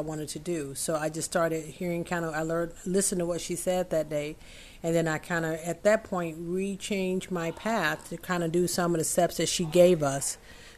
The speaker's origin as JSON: {"language": "English", "region": "the South", "country": "United States", "said": "I'm from the South"}